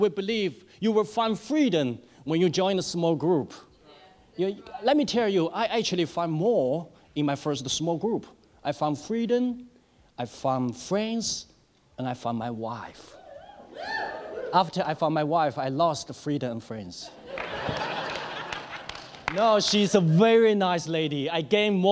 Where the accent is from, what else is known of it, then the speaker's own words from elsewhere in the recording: China; moved away; As I grew up in China